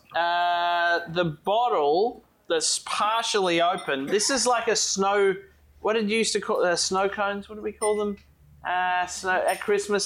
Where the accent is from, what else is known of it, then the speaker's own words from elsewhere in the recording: Tasmania, Australia; we're from Australia, or well, Tasmania, which is part of Australia